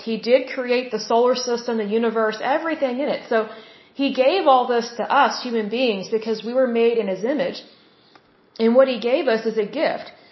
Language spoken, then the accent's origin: English; Oklahoma, United States; I am from Oklahoma. I'm based out of Oklahoma City at this point.